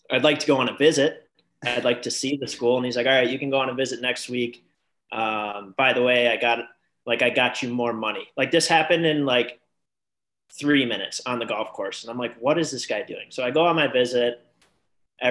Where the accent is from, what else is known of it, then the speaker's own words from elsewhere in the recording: Grand Rapids, Michigan, United States; In Grand Rapids on the west side of Michigan